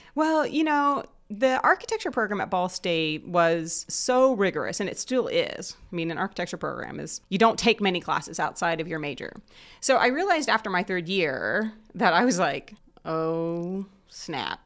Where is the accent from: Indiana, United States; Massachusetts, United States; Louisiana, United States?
Indiana, United States; Southern; moved away as an adult; now in Muncie, United States; I actually grew up in Southern Indiana, close to Cincinnati